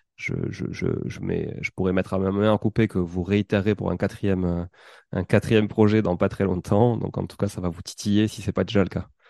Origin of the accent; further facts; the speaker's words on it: Toulouse, Occitania, France; accent: toulousain; mon accent toulousain